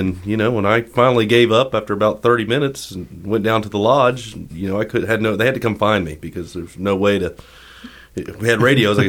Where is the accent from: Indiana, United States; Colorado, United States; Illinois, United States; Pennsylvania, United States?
Indiana, United States; I went with people that I grew up in Indiana where it's flat.